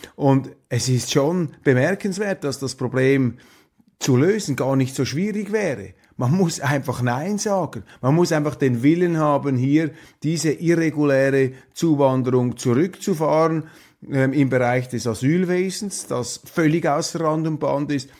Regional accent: Switzerland; meiner Heimat, meines Heimatlandes

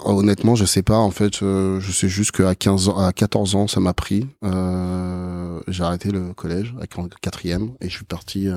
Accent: France; Je suis né mm. en France, euh, je suis français, j'ai mes origines qui sont égyptiennes

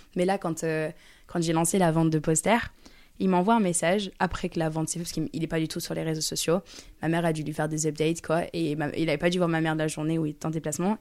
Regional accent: near Lyon, Auvergne-Rhône-Alpes, France; je viens à côté de Lyon, donc Lyon, c'est comme si c'était chez moi

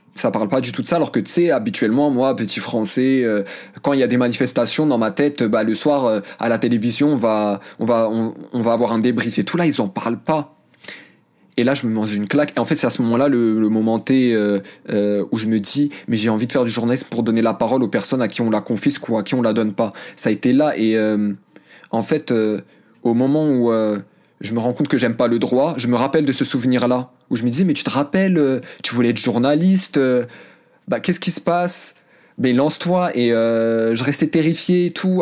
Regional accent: France; also born or lived in Morocco (family origin); dehors c'était la France et à la maison c'était le Maroc

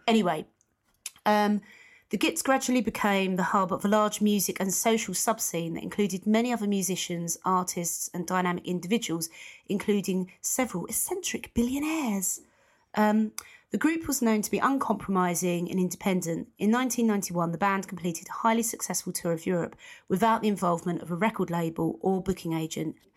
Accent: United Kingdom; being a U K person, being British

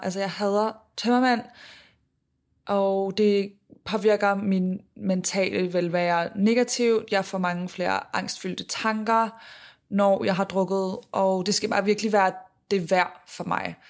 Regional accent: Denmark; moved away; jeg var hjemme i Danmark

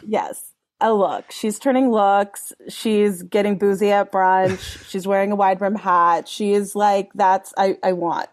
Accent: Los Angeles, California, United States; I grew up in Mount Washington in Los Angeles

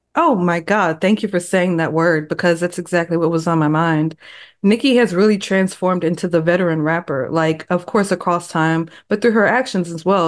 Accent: Texas, United States; I am from Texas

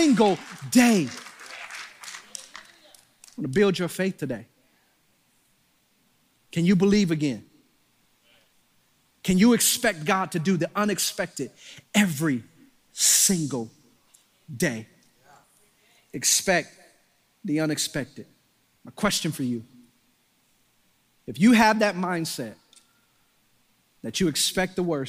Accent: Detroit, Michigan, United States; I'm from Detroit

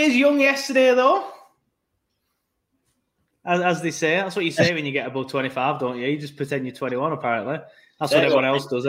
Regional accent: Burnley, North West England, United Kingdom; now in Leeds, United Kingdom; Because I'm from Burnley, and I support Burnley

